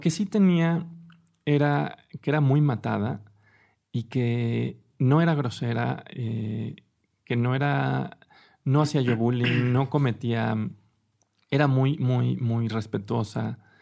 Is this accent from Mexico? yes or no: yes; Mexico City, Mexico; yo nací en la Ciudad de México